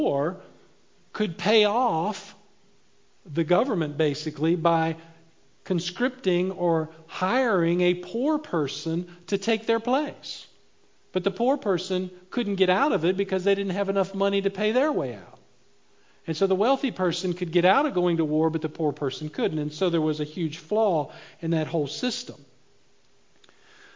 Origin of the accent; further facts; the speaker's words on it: United States